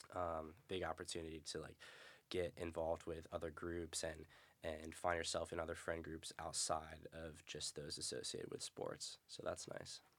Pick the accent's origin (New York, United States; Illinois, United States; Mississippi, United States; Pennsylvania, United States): New York, United States; upstate; moved away as an adult; Not even the cool part of New York, upstate New York.